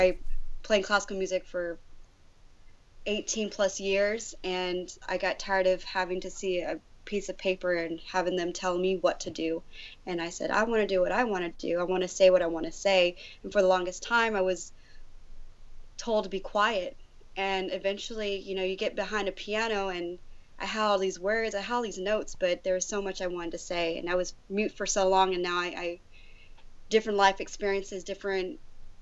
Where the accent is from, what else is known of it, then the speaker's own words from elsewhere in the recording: El Paso, Texas, United States; the El Paso Jazz Ensemble back in my hometown